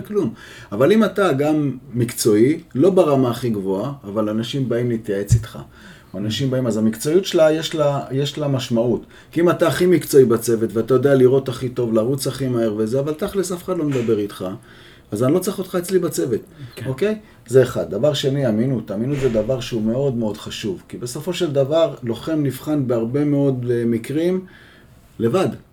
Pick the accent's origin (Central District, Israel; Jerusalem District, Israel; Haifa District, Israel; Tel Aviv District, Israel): Jerusalem District, Israel; Jerusalem; גדלתי בירושלים